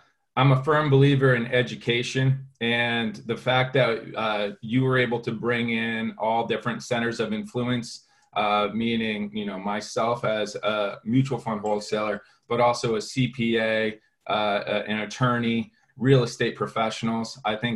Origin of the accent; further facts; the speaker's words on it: Connecticut, United States; growing up, you know, in Connecticut with my family